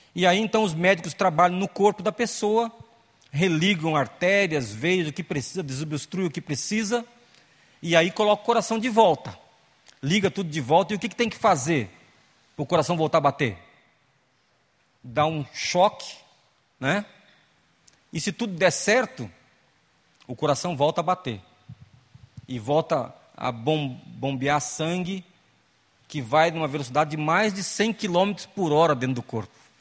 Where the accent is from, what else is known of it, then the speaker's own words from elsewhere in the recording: Eldorado, São Paulo, Brazil; Crescemos na, na Igreja Batista em Eldorado, lá no Vale do Ribeira, aqui estado de São Paulo